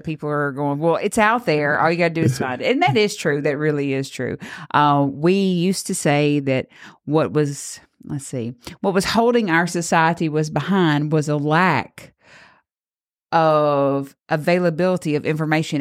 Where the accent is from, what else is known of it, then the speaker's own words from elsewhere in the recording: Grenada, Mississippi, United States; growing up in Grenada, we really heard a lot about our school board